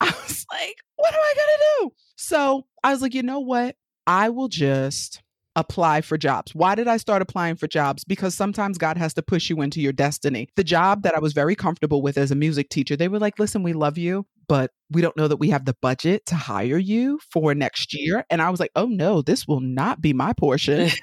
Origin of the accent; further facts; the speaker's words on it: New York, United States; accent: New York; moved away as an adult; also born or lived in Connecticut; Just in case you haven't caught the accent by now, I'm from New York, born and raised